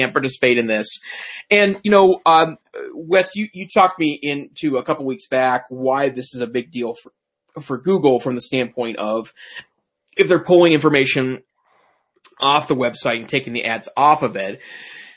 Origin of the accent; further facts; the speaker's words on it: United States; I'm an American